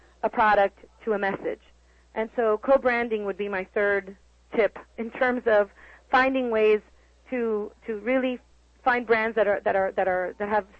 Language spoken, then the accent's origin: English; Los Angeles, California, United States; now in Miami, United States; I was born in Los Angeles